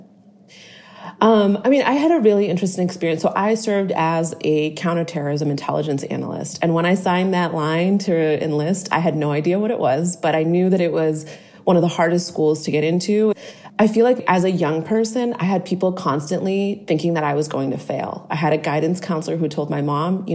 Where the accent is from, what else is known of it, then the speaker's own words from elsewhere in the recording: Boston, Massachusetts, United States; I'm originally from Boston.